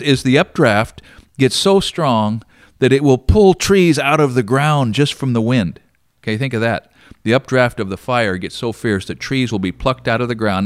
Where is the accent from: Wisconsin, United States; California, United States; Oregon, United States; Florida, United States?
Oregon, United States; Roseburg; also born or lived in Glide, Oregon; I was born here in Roseburg in nineteen fifty-eight, and, uh, went all twelve years to the Glide School District.